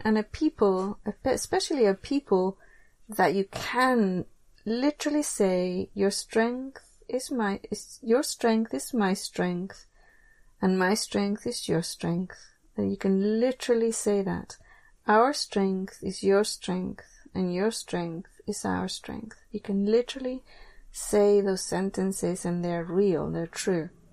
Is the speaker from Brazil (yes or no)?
no; England, United Kingdom; moved away; I grew up in England